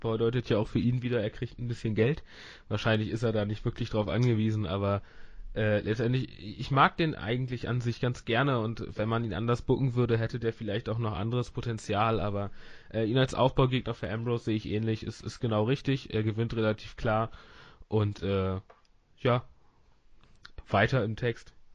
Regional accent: Northern Germany, Germany; ich bin auch Norddeutscher

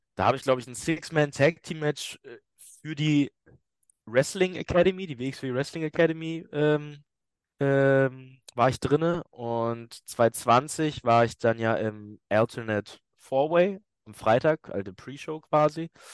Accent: Hamburg, Germany; moved away; weil Hamburg meine Heimatstadt ist

